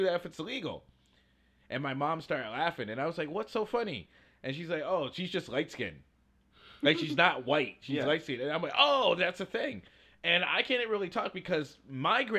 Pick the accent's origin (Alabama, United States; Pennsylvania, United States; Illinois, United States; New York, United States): Alabama, United States; I grew up in Alabama